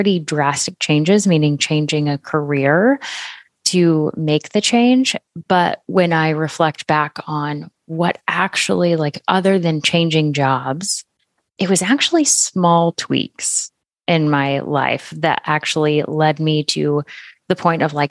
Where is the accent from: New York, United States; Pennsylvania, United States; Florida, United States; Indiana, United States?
Florida, United States; moved away as an adult; now in Oklahoma, United States; I live in Oklahoma now, but we had gone home to my home state of Florida